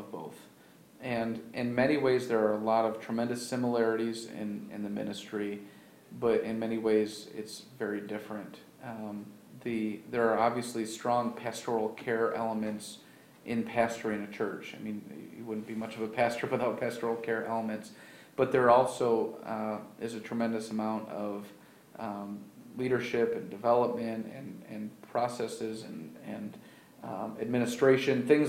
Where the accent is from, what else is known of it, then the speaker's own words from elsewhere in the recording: Baldwinsville, New York, United States; now in Auburn, United States; I'm actually from the Syracuse area. I grew up just north of Baldwinsville